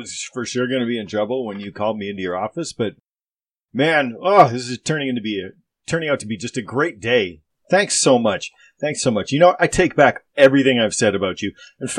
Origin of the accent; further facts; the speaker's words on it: United States; I'm an American.